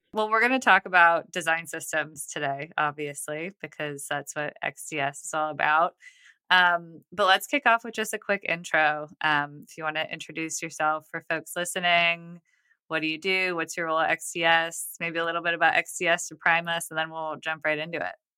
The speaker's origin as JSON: {"language": "English", "town": "Buffalo", "region": "New York", "country": "United States", "tie": "born or raised there", "moved": "yes", "lives_now": "Nashville, United States", "said": "I grew up in Buffalo"}